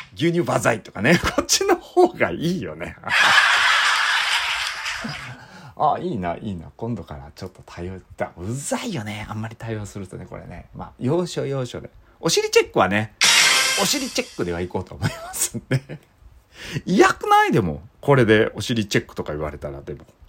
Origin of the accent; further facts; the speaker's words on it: Iizuka, Fukuoka, Japan; 僕の出身校の飯塚高校